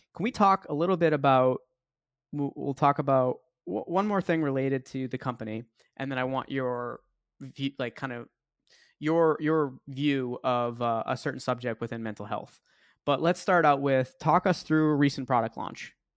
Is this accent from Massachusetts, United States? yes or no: yes; Boston, Massachusetts, United States; moved away as an adult; now in Tampa, United States; I'm from Boston, so I was out in Boston